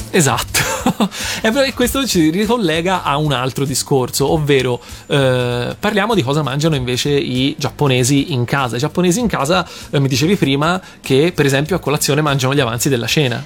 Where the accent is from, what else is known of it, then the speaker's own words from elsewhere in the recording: Tuscany, Italy; farlo più che altro da toscano